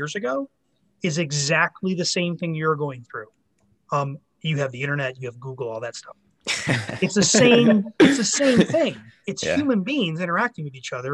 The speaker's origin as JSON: {"language": "English", "town": "Phoenix", "region": "Arizona", "country": "United States", "tie": "born or raised there", "said": "work at the NFL team in my hometown of Phoenix"}